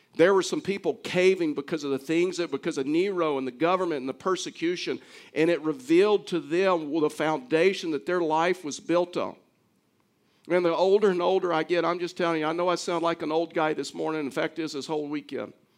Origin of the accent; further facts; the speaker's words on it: Baytown, Texas, United States; I was actually born in Baytown, Texas